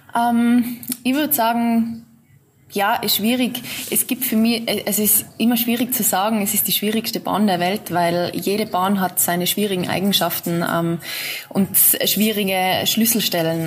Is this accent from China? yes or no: no; Austria; bei uns in Österreich